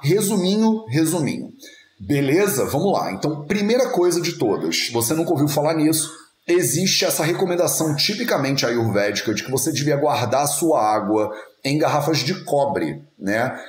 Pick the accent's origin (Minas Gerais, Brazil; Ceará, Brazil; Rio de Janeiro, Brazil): Rio de Janeiro, Brazil; also born or lived in northern Portugal; now in Portugal; Eu sou carioca, cresci a minha vida inteira no Rio de Janeiro